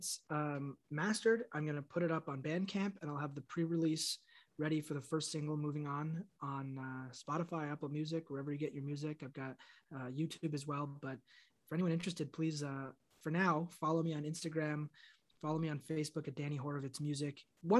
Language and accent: English; Montreal, Quebec, Canada; born there; I was born in Montreal and in Quebec, there's a lot of Dannys with one N.